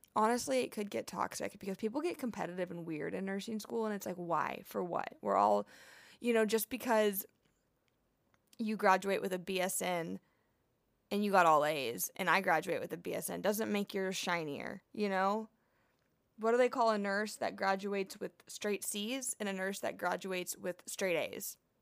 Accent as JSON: {"language": "English", "town": "Houston", "region": "Texas", "country": "United States", "said": "I'm from Houston and I've been a dancer my whole entire life"}